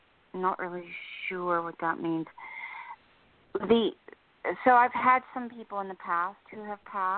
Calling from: New Jersey, United States; Hi, this is … in New Jersey.

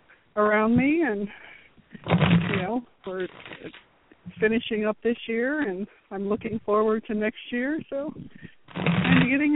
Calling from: Florida, United States; I'm calling from 74 degrees, beautiful sunny day in Florida.

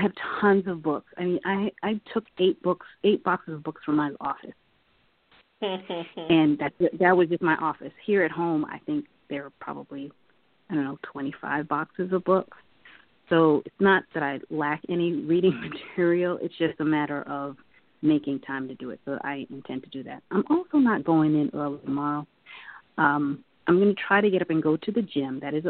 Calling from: Silver Spring, Maryland, United States; and I am now in Silver Spring, Maryland. I am now home.

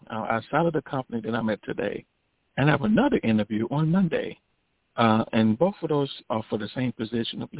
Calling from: Chicago, Illinois, United States; I'm calling from Chicago.

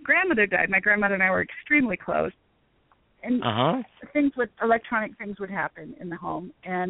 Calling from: Denver, Colorado, United States

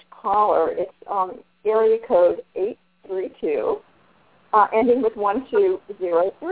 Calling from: Texas, United States; I'm from Texas.

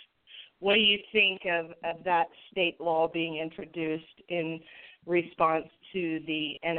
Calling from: Indiana, United States; I'm calling from Indiana.

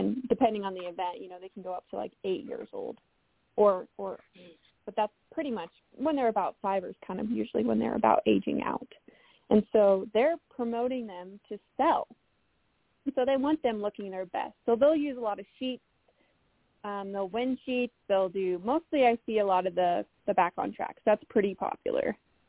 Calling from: Colorado, United States; I'm in Western Colorado, back to my home spot.

